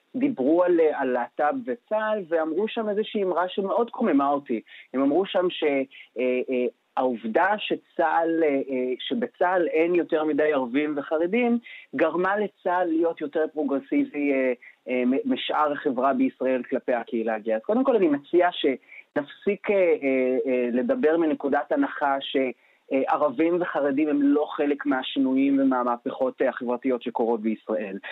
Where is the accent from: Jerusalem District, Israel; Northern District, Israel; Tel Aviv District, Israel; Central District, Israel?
Northern District, Israel; Nof HaGalil; אני במקור מהצפון, נצרת עילית, נוף הגליל